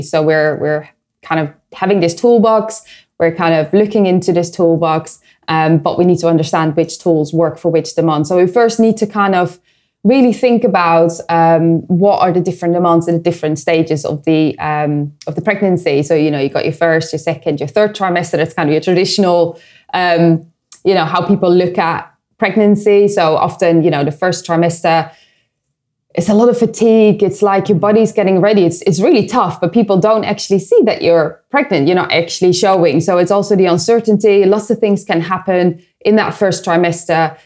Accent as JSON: {"language": "English", "country": "Netherlands", "moved": "yes", "said": "I come from the Netherlands"}